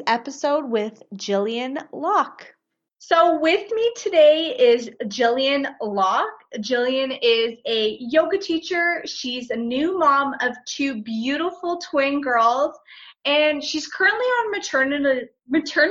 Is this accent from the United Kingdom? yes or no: no; Scarborough, Ontario, Canada; also born or lived in Pickering; I grew up in Scarborough, but I lived in Pickering for 12 years.